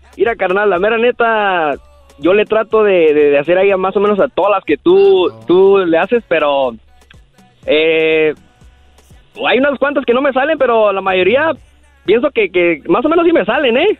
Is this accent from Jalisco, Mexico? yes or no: yes; Guadalajara, Jalisco, Mexico; also born or lived in Zacatecas; now in Modesto, United States; yo nací en Guadalajara